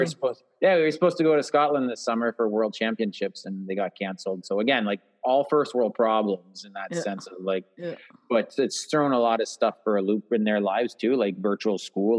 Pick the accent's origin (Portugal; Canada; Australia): Canada; Quebec; we were from very humble background, and it's a part of Quebec, which is a province here in Canada. I'm biased, so I find it's the most beautiful province